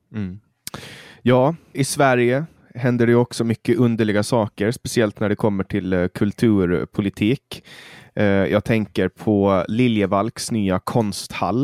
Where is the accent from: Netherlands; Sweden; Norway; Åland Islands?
Åland Islands; Mariehamn; min hemstad Mariehamn